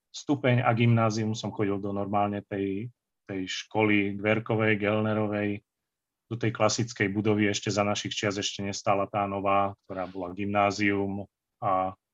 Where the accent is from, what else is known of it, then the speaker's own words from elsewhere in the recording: Banská Štiavnica, Banská Bystrica Region, Slovakia; also born or lived in Vyhne / Žiar nad Hronom; v roku 81 sme sa presťahovali sem na Ergištvolňu, teda, teda vlastne do Štiavnice, no, do tesnej mm. blízkosti.